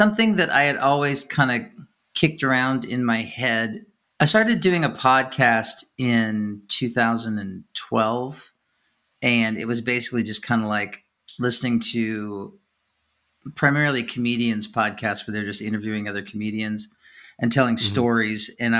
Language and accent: English; Kansas City, Missouri, United States; born there; Oh, so was I.